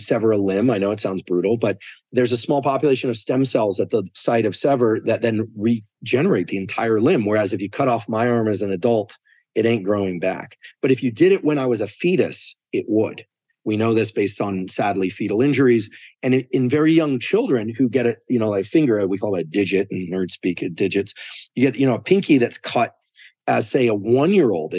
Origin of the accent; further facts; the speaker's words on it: Stanford, California, United States; I was born in Stanford Hospital